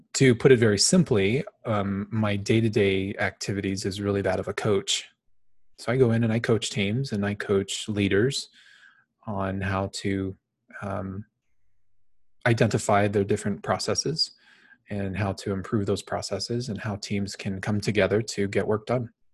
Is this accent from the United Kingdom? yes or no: no; Phoenix, Arizona, United States; I was born and raised in Phoenix, Arizona. I currently live here in the valley in Phoenix